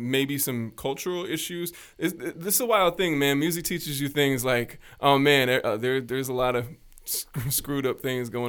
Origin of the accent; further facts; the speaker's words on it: Midwest, United States; I'm from the Midwest